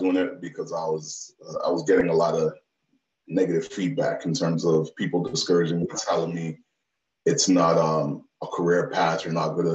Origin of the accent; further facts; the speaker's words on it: Canada; also born or lived in Toronto, Canada; I'm Canadian.